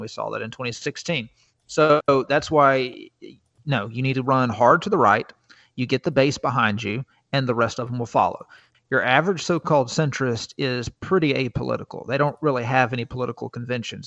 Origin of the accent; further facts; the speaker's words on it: South Alabama, United States; growing up in South Alabama